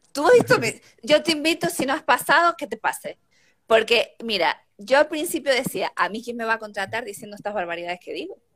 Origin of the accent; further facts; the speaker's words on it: Tenerife, Canary Islands, Spain; moved away as an adult; now in Madrid, Spain; yo soy de Canarias, yo soy de Tenerife.